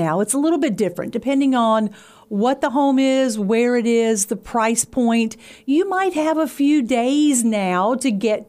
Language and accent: English; Pulaski County, Virginia, United States; We moved to Pulaski County. I was in the sixth grade, so about 12 years old. So I've been here, what, 40-plus years?